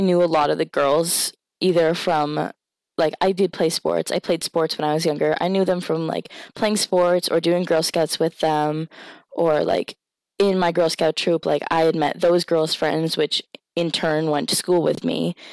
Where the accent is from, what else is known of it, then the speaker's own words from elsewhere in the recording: Indian Island, Maine, United States; So I was raised on Indian Island, which is home to the Penobscot, um, Indian Nation